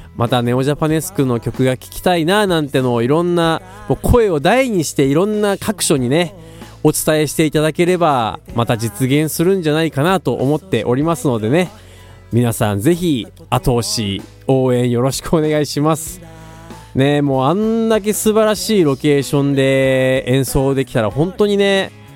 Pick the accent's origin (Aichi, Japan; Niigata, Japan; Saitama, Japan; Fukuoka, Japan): Aichi, Japan; Tokai; 僕東海市出身のギタリスト